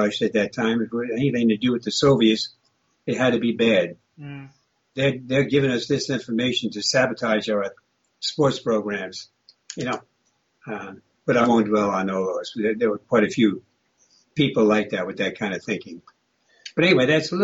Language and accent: English; United States; I was born in the United States, but they were Russian